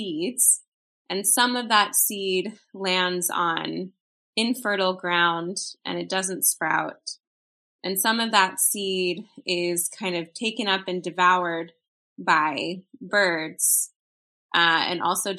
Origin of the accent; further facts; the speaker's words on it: Chicago, Illinois, United States; I grew up in Chicago, Illinois